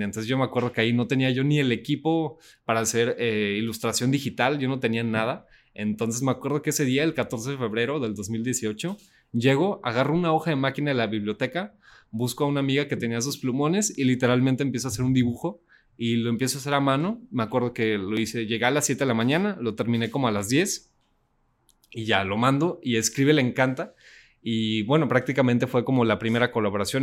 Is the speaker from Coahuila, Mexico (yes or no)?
yes; Saltillo, Coahuila, Mexico; yo soy de Saltillo, Coahuila